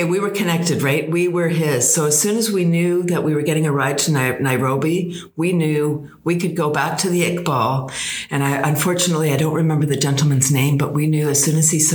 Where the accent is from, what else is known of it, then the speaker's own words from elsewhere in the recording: Toronto, Ontario, Canada; we're from Toronto. We were from Toronto